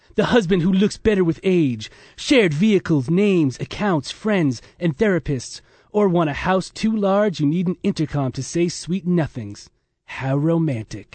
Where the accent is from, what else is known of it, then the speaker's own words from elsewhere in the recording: Massachusetts, United States; I was from Massachusetts